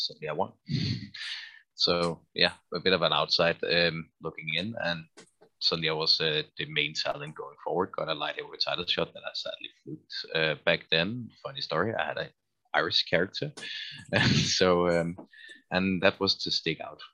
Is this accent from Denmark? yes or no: yes; Denmark; also born or lived in Copenhagen; I was Danish all the way and actually lived in Copenhagen all the time